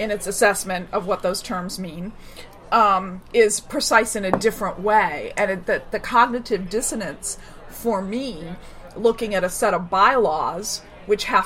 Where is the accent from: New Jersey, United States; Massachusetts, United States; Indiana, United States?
Massachusetts, United States; near the Berkshire Mountains; near my hometown